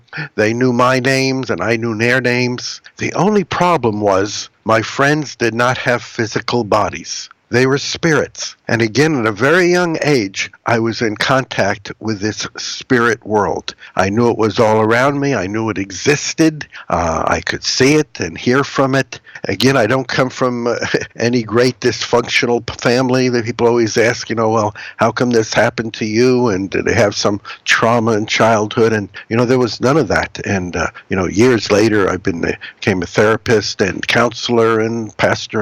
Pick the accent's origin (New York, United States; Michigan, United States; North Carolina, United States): New York, United States; Huntington; I grew up in Huntington, Long Island